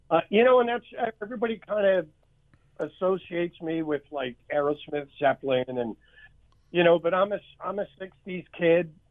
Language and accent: English; Philadelphia, Pennsylvania, United States; Philadelphia, Pennsylvania.